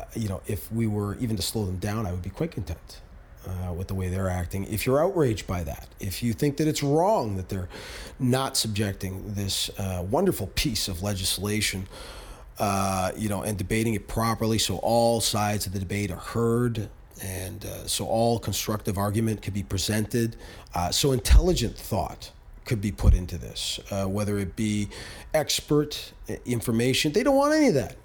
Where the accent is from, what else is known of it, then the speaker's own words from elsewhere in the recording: Canada; as Canadian citizens